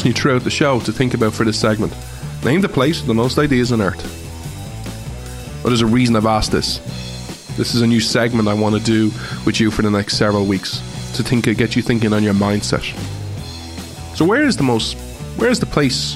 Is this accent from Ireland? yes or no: yes; Ireland; I have as an Irishman